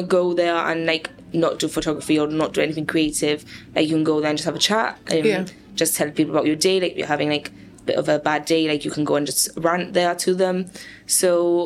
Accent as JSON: {"language": "English", "country": "Gibraltar", "tie": "born or raised there", "said": "Born and raised in Jib"}